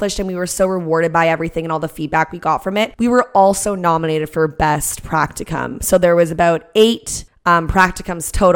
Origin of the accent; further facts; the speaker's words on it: Canada; we're Canadian